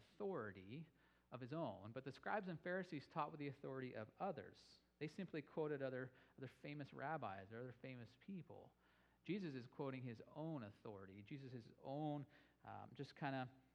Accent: Boise, Idaho, United States; I'm from Boise

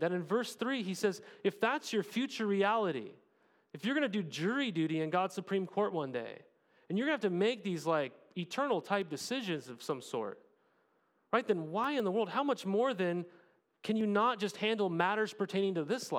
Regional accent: United States; We're more American in our citizenship

